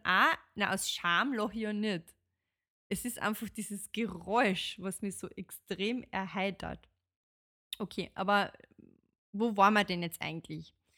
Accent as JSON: {"language": "German", "country": "Austria", "said": "bei uns in Österreich"}